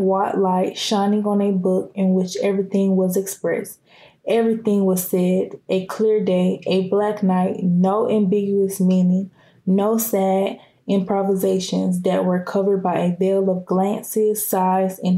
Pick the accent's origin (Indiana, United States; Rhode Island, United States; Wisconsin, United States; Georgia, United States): Georgia, United States; Clayton County; also born or lived in Fulton County, Georgia; I grew up in Clayton County. And I was in Clayton County until 6th grade. And then 7th grade, I transferred to Fulton County